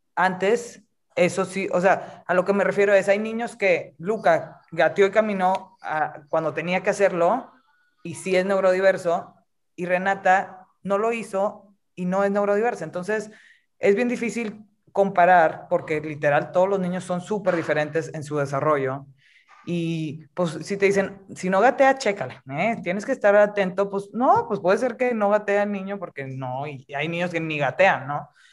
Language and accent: Spanish; Monterrey, Nuevo León, Mexico; now in Mexico City, Mexico; yo, soy de Monterrey originalmente, pero vivo ahorita en la Ciudad de México